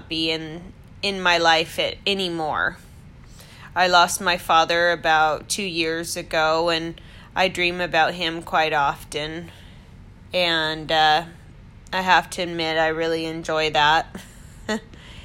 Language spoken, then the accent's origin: English; Washington, United States; moved away as an adult; also born or lived in Newport Beach, California; I was born and raised in Washington State